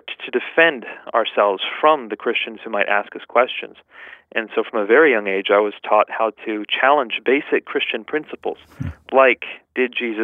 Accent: United States; growing up in the United States, after my parents had immigrated to here

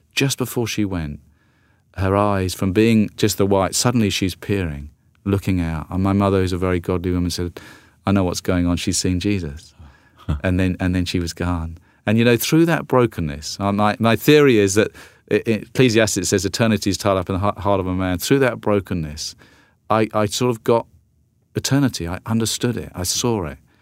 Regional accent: South Coast of England, United Kingdom; moved away as an adult; also born or lived in London; now in United States; grew up on the South Coast and then, and then in London for, for twenty-two years before coming over to, to the United States.

